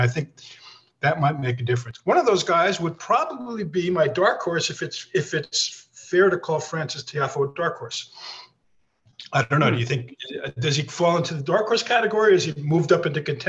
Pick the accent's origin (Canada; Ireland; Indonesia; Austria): Austria; now in United States; That comes from actually I'm from Austria, actually, to Hungarian parents.